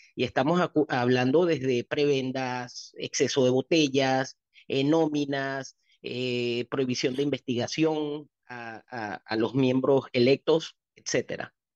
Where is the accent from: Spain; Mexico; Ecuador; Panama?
Panama; el país donde yo he crecido y donde he gastado hasta mi último centavo y donde nacieron mis hijas